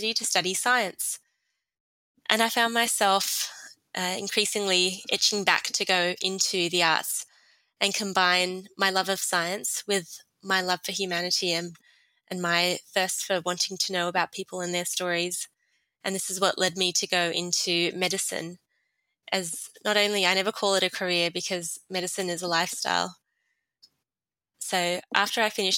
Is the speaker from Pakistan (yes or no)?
no; Sydney, New South Wales, Australia; also born or lived in Jordan; I grew up here in Sydney. My family came or migrated to Australia from Jordan in 1992.